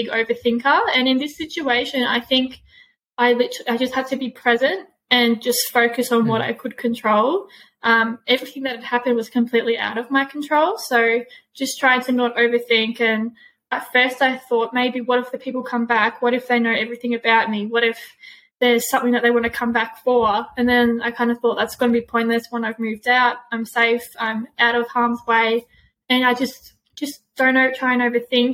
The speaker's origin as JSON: {"language": "English", "area": "Gippsland", "region": "Victoria", "country": "Australia", "moved": "as an adult", "lives_now": "Melbourne, Australia", "said": "I'm from Gippsland. Moving to Melbourne"}